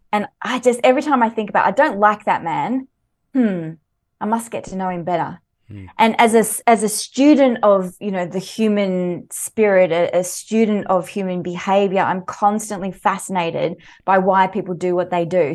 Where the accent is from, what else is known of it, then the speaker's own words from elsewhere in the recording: Mornington Peninsula, Victoria, Australia; also born or lived in Sweden; I grew up on the Mornington Peninsula, so there's a lot to love there here in Victoria